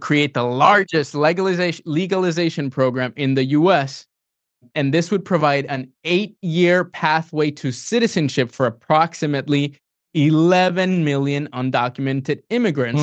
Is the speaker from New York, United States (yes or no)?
no; San Antonio, Texas, United States; I'm from San Antonio, Texas.